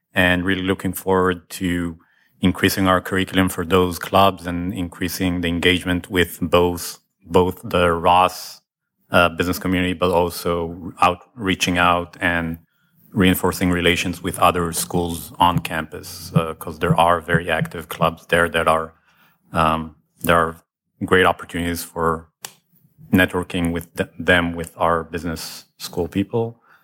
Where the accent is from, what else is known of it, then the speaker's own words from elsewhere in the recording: Israel; now in Ann Arbor, United States; I'm from Israel originally